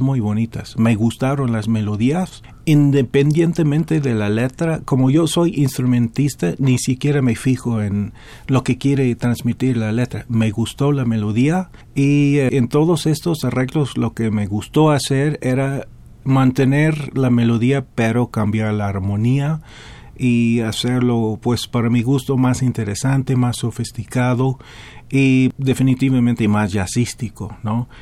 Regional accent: Dallas, Texas, United States; Spanish is a second language; moved away as an adult; now in Mexico City, Mexico; en Dallas, en la ciudad de donde vengo

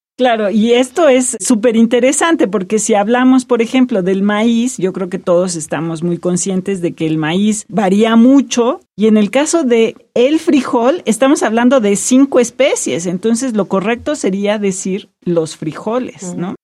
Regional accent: Mexico; así somos los mexicanos.

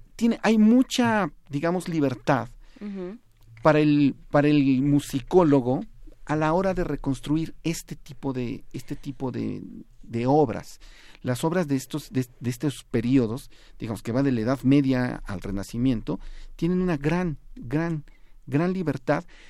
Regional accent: Mexico

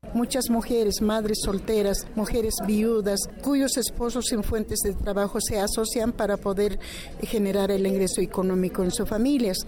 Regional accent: Bolivia; Soy una mujer indígena que he trabajado muy duro, muy fuerte en mi país, en Bolivia

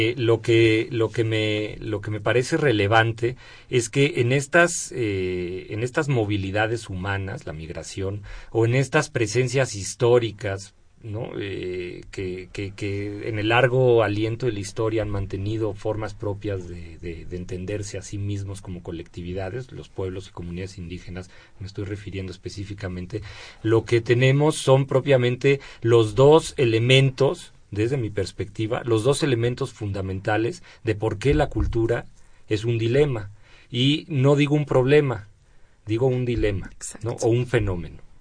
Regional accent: Mexico; como mexicanos

